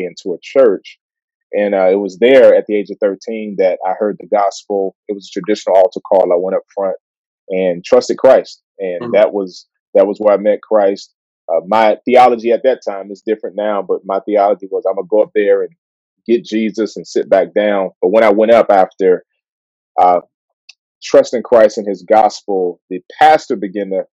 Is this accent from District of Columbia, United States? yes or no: yes; Washington, District of Columbia, United States; I grew up in Southeast Washington, D.C., man. So I was born and raised there.